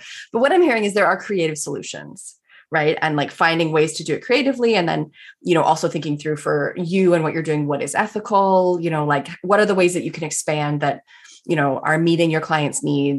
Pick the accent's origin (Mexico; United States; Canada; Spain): Canada; we're both Canadian